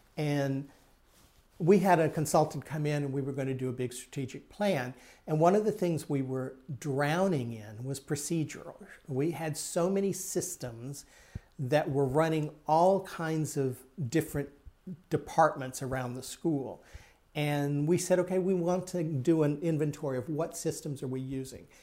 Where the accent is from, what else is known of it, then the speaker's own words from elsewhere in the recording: Texas, United States; growing up in Texas